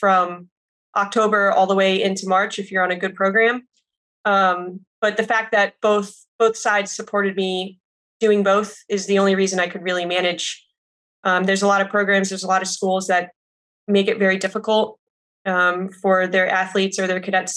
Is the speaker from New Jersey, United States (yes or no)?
yes; New Jersey, United States; born and raised in New Jersey